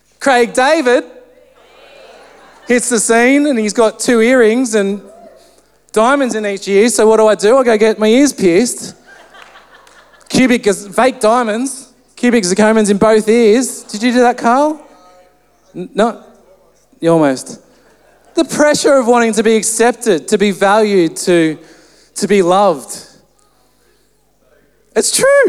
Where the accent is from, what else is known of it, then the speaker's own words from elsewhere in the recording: Central Coast, New South Wales, Australia; I grew up on the Central Coast